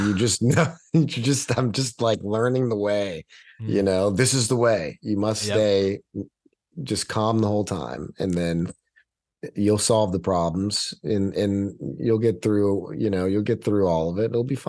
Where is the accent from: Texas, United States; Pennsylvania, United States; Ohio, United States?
Texas, United States; I do have a little bit more of a following there because I'm a Texan.